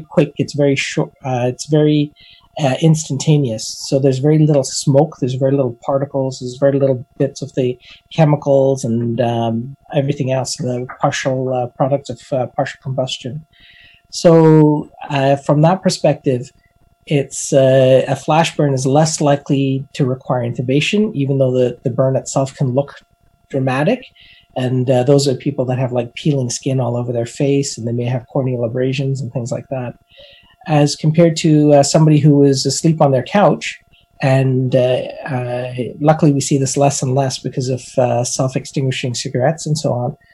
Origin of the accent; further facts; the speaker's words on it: Alberta, Canada; I'm from Alberta, And as an Albertan, we like to barbecue, even in the middle of winter